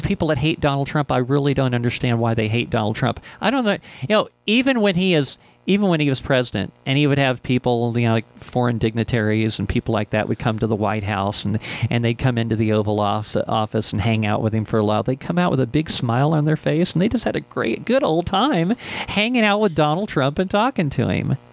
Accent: Ohio, United States; now in Albuquerque, United States; This is where I grew up. I grew up in Ohio.

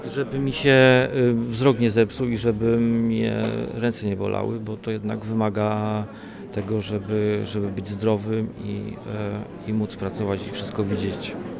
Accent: Wolbrom, Lesser Poland, Poland; also born or lived in Olkusz; now in Wrocław, Poland; pochodzę z Wolbromia, urodziłem się w Wolkuszu, a mieszkam we Wrocławiu

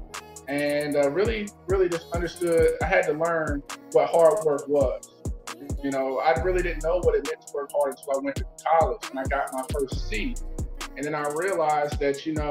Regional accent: Nashville, Tennessee, United States; now in St. Louis, United States; I'm here from St. Louis, Missouri, but I'm originally from Nashville, Tennessee.

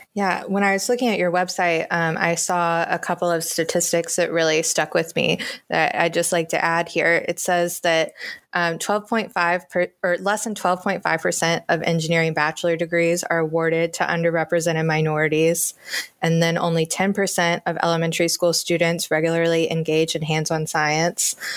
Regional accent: the South, United States; moved away; I grew up in the South

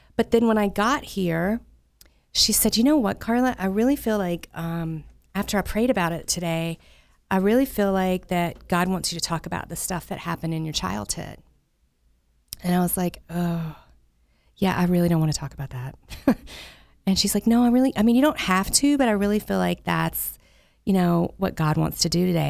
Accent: the South, United States; I grew up in the Southern Baptist Church down in the South where I'm from.

